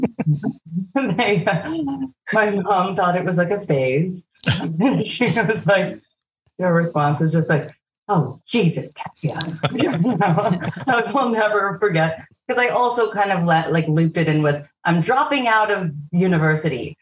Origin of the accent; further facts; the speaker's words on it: Vancouver, British Columbia, Canada; also born or lived in Toronto; we moved here when I was a kid